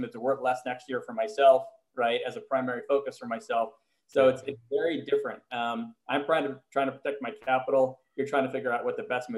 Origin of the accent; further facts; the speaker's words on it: Montreal, Quebec, Canada; moved away as an adult; now in United States; I was living in the US, but I'm from Montreal